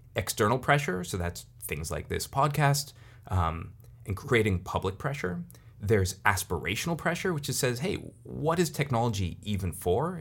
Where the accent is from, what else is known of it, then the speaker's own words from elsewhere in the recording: Silicon Valley, California, United States; I'm, I'm from Silicon Valley.